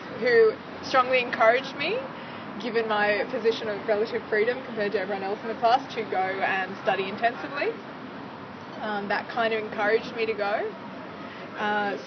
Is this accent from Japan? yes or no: no; Australia; moved away as an adult; now in London, United Kingdom; I'm from Australia. I moved to London about 8.5 months ago